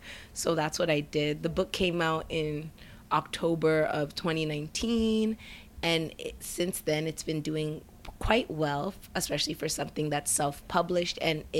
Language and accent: English; Nigeria; The poems, some of them are written in English and Yoruba, because I'm Nigerian